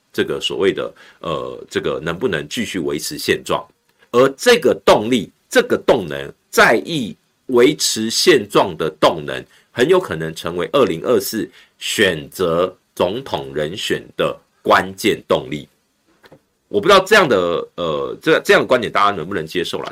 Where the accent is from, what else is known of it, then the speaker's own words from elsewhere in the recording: Taiwan; 但是我们都在这块土地里面成长长大